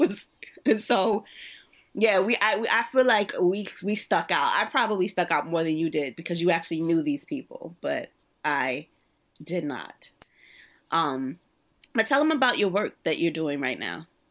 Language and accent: English; New York City, New York, United States; also born or lived in Virginia; I'm actually from the Stuy